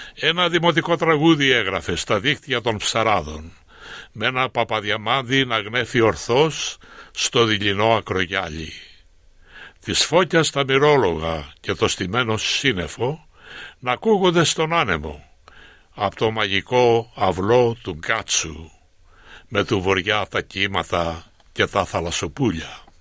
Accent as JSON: {"language": "Greek", "town": "Koskina", "region": "Western Greece", "country": "Greece", "tie": "born or raised there", "also_born_or_lived": "Athens", "moved": "as an adult", "lives_now": "Australia", "said": "Κοσκινά είναι το χωριό μου, το χωριό που γεννήθηκα"}